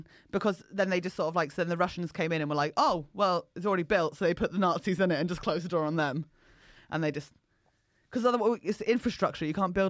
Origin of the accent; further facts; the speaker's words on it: near Basingstoke, South East England, United Kingdom; near Basingstoke.